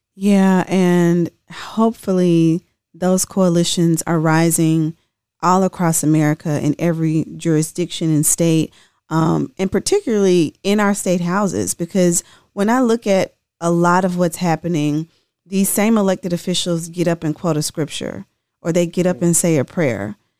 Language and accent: English; Tennessee, United States; I'm from Tennessee